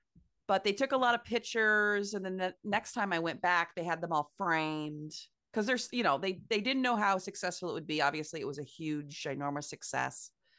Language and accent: English; Midwest, United States; As a Midwesterner, it was very fun to perform on the coast